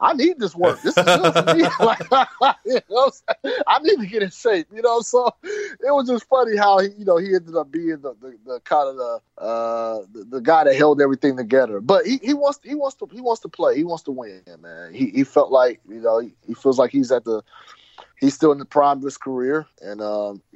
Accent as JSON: {"language": "English", "town": "Fresno", "region": "California", "country": "United States", "said": "we're both from Fresno, California"}